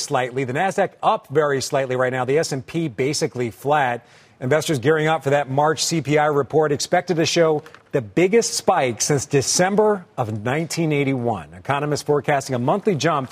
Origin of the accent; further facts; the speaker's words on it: Philadelphia, Pennsylvania, United States; My hometown of Philly